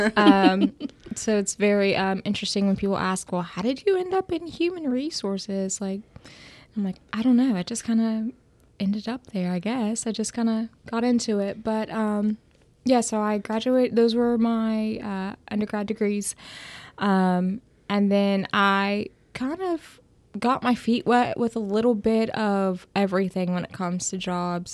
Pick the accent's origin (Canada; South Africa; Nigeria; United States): United States; Bidwell, Ohio; I am from Bidwell, Ohio, which is the center of the universe.